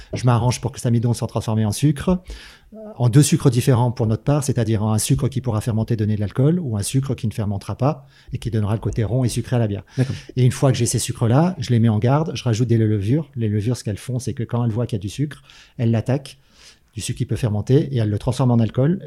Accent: Manosque, Provence-Alpes-Côte d'Azur, France; je viens de Manosque

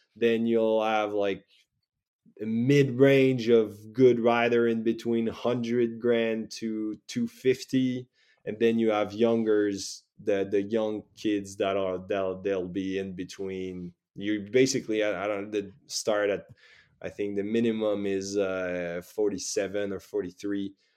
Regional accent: Saguenay, Quebec, Canada; moved away as an adult; now in France; back and forward, uh, to my hometown

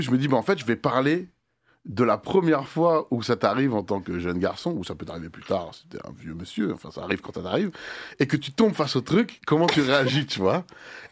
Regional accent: Le Mée-sur-Seine, Île-de-France, France; Terminus de R E R, des Melun, le Mai sur Seine

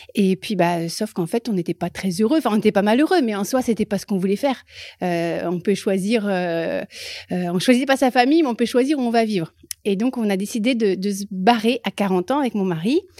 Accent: Loir-et-Cher, Centre-Val de Loire, France; moved away as an adult; also born or lived in Paris; now in Marseille, France; je viens du Loir-et-Cher, d'un tout petit village, euh, de deux parents que j'embrasse très fort

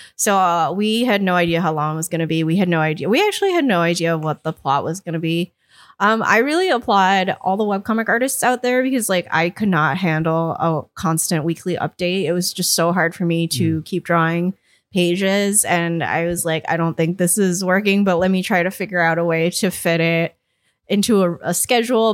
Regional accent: Connecticut, United States; the town I grew up in, which is quite a small town in Connecticut

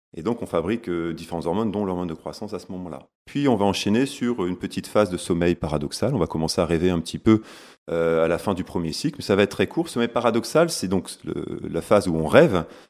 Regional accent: Lille, Hauts-de-France, France; accent: ch'ti; Je suis né à Lille, hein, je suis un, gars du Nord, comme on dit, un ch'ti.

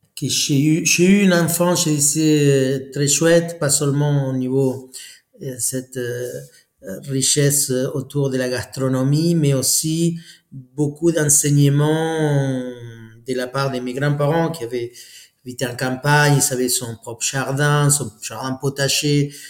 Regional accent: Argentina; French is a second language; moved away as an adult; now in France; Je suis parti à 23 ans d'Argentine pour euh, pour la France et voilà, ça fait 24 ans là

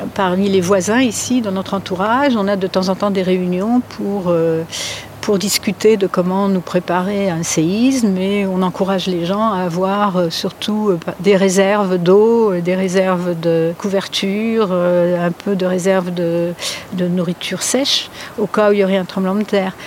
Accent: France; moved away as an adult; now in California, United States; j'ai grandi en France

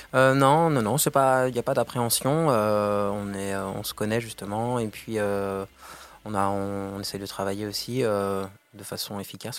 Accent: Lannion, Brittany, France; moved away; also born or lived in Paris; je suis originaire de Lannion, euh, dans les Côtes d'Armor

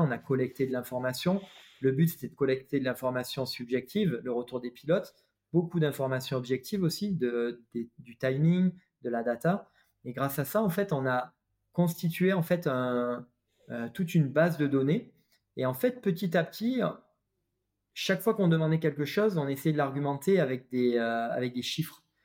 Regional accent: France; nous en tant que Français

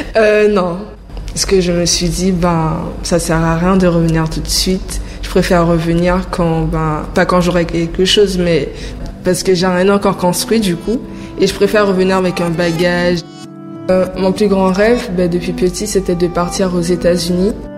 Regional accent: French Guiana; now in Paris, France; je suis guyanaise

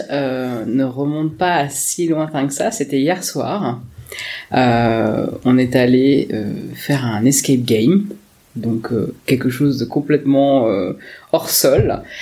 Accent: Perros-Guirec, Brittany, France; Alors euh, je suis hyper chauvine, je viens de la côte de Granit Rose. Je viens du côté de Perros-Guirec, toute ma famille, mon bassin familial est de ce coin-là.

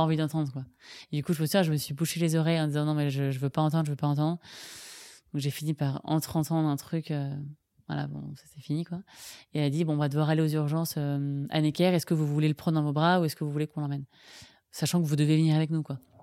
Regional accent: Ville-d'Avray, Île-de-France, France; J'ai grandi à Ville-d'Avray

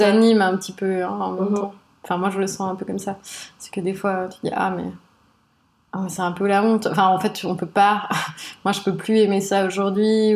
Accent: Switzerland; je suis d'origine libanaise et sri-lankaise. J'ai grandi euh, en Suisse

